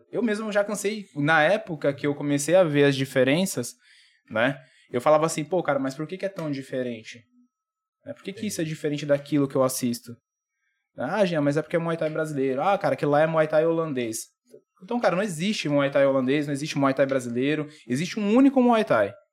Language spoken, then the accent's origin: Portuguese; Dracena, São Paulo, Brazil; eu nasci, eu nasci em São Paulo, com três anos a gente veio embora pra cá.